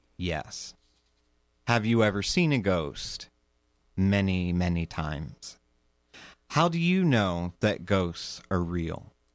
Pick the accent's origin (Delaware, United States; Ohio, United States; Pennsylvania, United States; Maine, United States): Delaware, United States; Sussex County; I grew up in Sussex County, Delaware, also known as Slower Lower Delaware